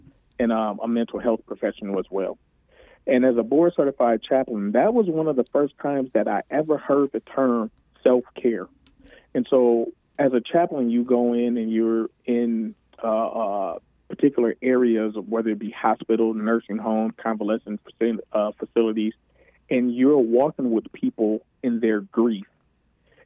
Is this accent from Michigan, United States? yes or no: yes; Detroit, Michigan, United States; moved away as an adult; I was born and raised in Detroit, the Linwood and Davison area